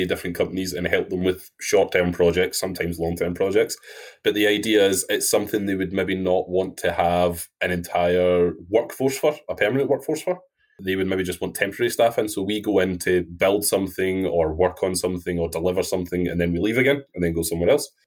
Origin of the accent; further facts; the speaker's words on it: Wilsontown, Scotland, United Kingdom; now in Edinburgh, United Kingdom; I'm from a tiny, tiny place called Wilsontown, which is in central Scotland.